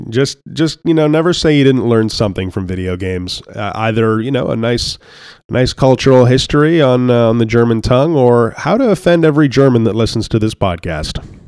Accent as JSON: {"language": "English", "country": "Canada", "said": "I'm Canadian"}